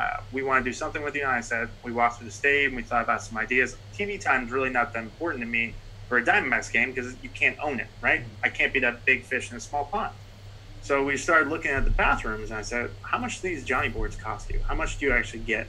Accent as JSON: {"language": "English", "town": "Cincinnati", "region": "Ohio", "country": "United States", "moved": "yes", "said": "I'm actually originally from Cincinnati."}